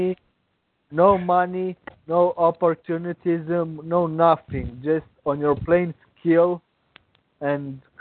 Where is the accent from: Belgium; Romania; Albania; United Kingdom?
Romania; English is a second language; moved away; I was born in Romania until 20 years ago. It was a communist country